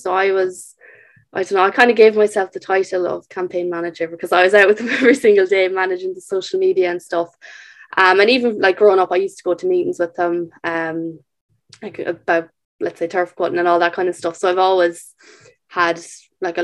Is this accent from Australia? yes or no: no; Castlerea, County Roscommon, Ireland; I'm from Castlereagh, County Roscommon